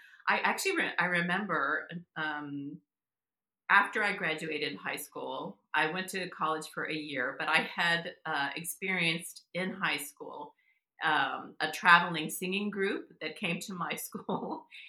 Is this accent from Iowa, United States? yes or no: no; Texas, United States; now in Massachusetts, United States; I live in Massachusetts. I live in New England, but I'm from Texas. I grew up in South Texas, actually.